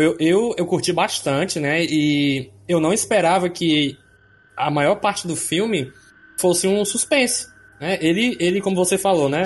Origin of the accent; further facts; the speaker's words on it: Fortaleza, Ceará, Brazil; eu sou aqui de Fortaleza